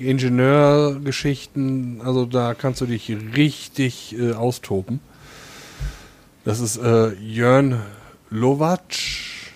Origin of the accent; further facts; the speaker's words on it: Dillenburg, Hesse, Germany; meiner Geburtsstadt Dillenburg